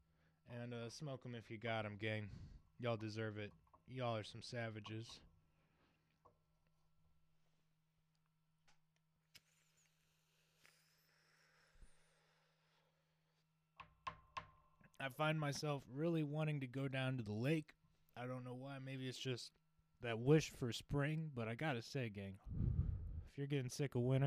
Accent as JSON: {"language": "English", "country": "United States", "said": "We're all American"}